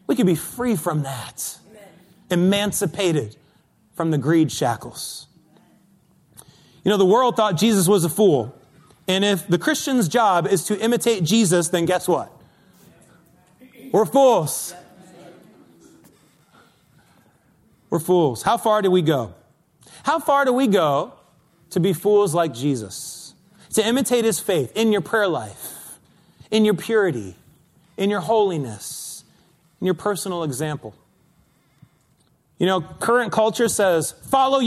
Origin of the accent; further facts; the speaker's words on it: East Coast, United States; moved away as an adult; also born or lived in Los Angeles; now in New York City, United States; Arlene and I grew up on the East Coast